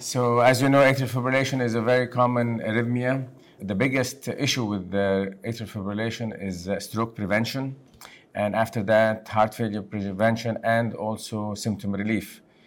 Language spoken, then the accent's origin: English; Lebanon; moved away; I'm originally from Lebanon